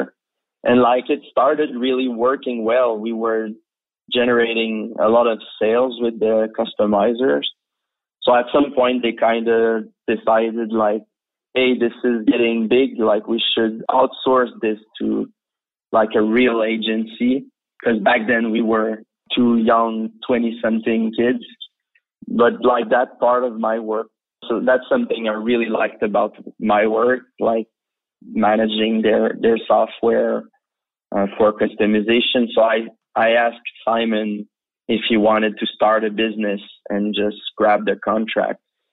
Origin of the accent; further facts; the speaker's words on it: Quebec City, Quebec, Canada; also born or lived in Los Angeles, United States / France; I was born in LA. My father is a scientist. So he was studying at UCLA back then. But we moved back to Quebec, and I grew up in Quebec City, Canada.